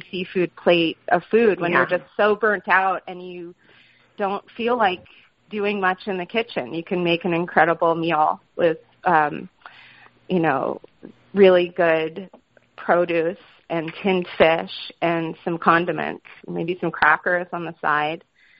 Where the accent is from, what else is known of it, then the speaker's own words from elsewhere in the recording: California, United States; also born or lived in Boston / New York; now in Portland, Maine, United States; I grew up in California